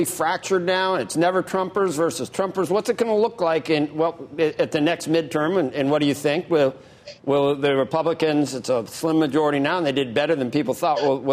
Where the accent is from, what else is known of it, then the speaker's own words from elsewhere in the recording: Cincinnati, Ohio, United States; I'm from Price Hill